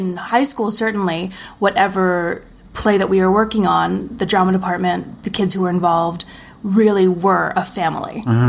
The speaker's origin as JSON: {"language": "English", "town": "Montreal", "region": "Quebec", "country": "Canada", "tie": "born or raised there", "lives_now": "Toronto, Canada", "said": "Montreal. I moved to Toronto in 2013, I think. I was in Montreal for a year after I graduated theater school."}